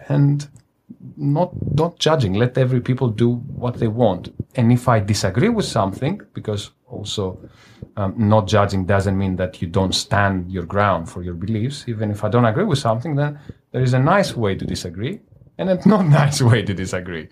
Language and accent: English; Greece; now in Manila, Philippines; I am from Greece